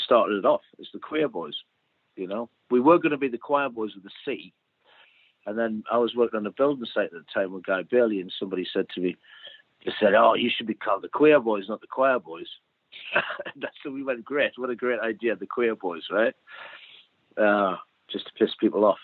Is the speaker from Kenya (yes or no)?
no; Newcastle upon Tyne, North East England, United Kingdom; Newcastle, my hometown